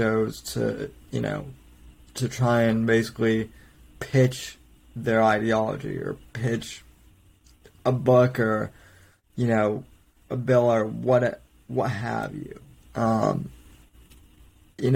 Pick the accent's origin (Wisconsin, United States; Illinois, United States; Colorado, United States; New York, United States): Colorado, United States; Denver; moved away as an adult; now in Florida, United States; we both grew up in Denver